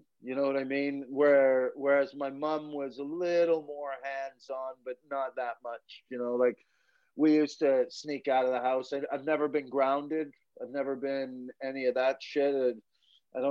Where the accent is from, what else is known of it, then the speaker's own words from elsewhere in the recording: Quesnel, British Columbia, Canada; now in Scotland; The town I grew up with was called Quesnel, British Columbia